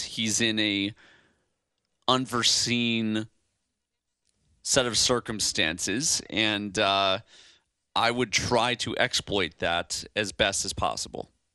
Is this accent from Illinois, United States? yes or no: yes; Chicago, Illinois, United States; now in Hawaii, United States; I'm from Chicago